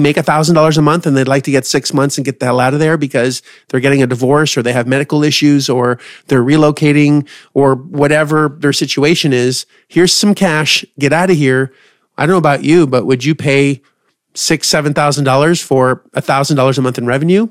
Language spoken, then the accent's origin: English; Canada; I'm Canadian.